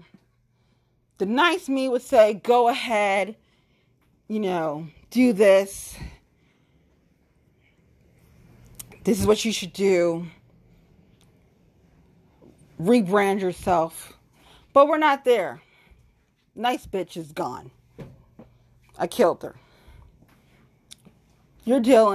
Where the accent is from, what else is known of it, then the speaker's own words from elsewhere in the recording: Cincinnati, Ohio, United States; Suburban bitch was born and raised in Cincinnati